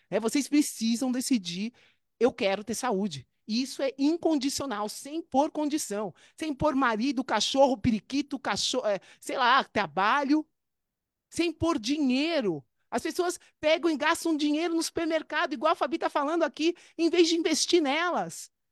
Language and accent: Portuguese; Brazil; moved away as an adult; eu me formei em 1998. Olha isso, eu saí do Brasil em 2001, a gente está em 2023.